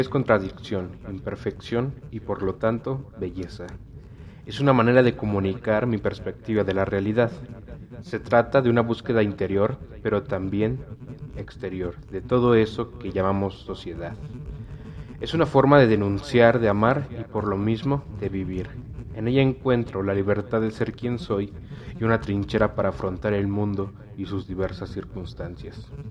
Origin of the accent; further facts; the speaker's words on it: Mexico City, Mexico; soy originario de la Ciudad de México, donde actualmente vivo